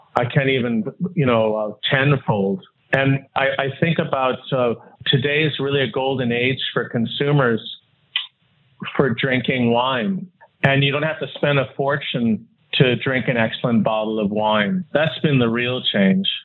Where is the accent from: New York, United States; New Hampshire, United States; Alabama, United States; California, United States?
California, United States; Los Angeles; moved away as an adult; also born or lived in Newport Beach / Utah / Wisconsin; now in Hong Kong; I was born and raised in Los Angeles and um, actually in Hancock Park, and then um, moved as a teenager to Newport Beach